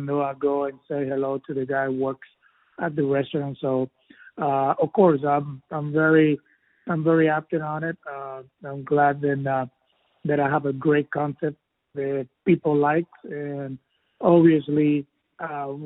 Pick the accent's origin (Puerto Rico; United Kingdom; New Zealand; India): Puerto Rico; I'm from Puerto Rico